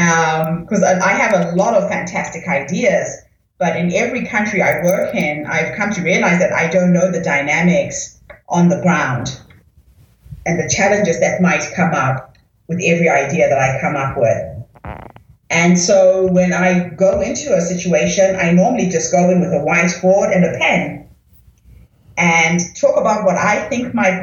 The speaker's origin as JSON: {"language": "English", "country": "New Zealand", "said": "And as you know, I am from New Zealand, so my base is really with the indigenous women of New Zealand and Australia."}